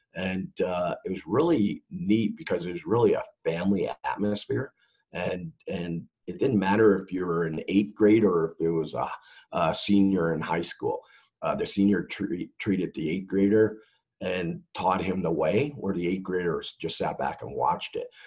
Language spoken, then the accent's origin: English; Mississauga, Ontario, Canada; I grew up in Mississauga, Ontario, Canada.